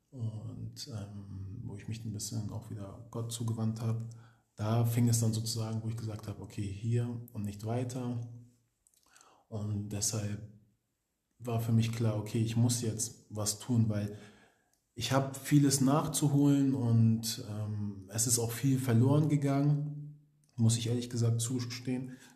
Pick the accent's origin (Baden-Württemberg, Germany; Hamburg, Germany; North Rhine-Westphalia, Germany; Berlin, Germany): Hamburg, Germany; wir kommen aus Hamburg, das ist so ein Dorf, wo jeder jeder kennt.